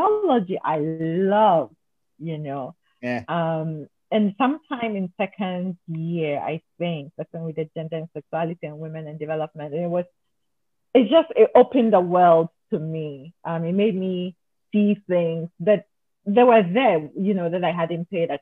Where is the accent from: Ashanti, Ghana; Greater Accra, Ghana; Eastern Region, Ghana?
Ashanti, Ghana; Kumasi; So I was born in Kumasi, raised in really quiet part of Kumasi